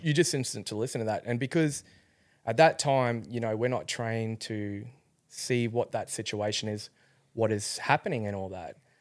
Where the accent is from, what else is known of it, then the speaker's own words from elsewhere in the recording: Rockhampton, Queensland, Australia; I grew up in Rockhampton.